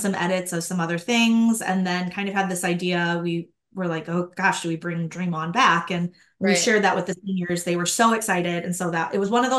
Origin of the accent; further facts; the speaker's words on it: Minnesota, United States; I grew up in Minnesota